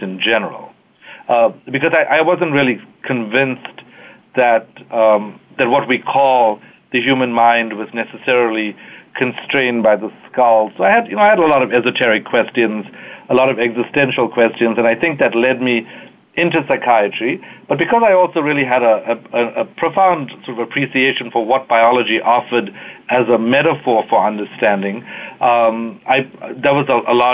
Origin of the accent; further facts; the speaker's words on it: Durban, KwaZulu-Natal, South Africa; moved away as an adult; also born or lived in Cape Town, South Africa; now in United States; I was born in South Africa, fourth generation South African, during apartheid